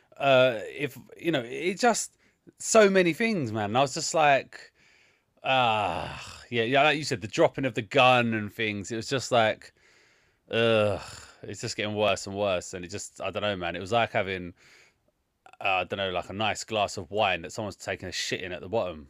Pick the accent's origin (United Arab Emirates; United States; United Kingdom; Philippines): United Kingdom; London; where I grew up in Southeast London.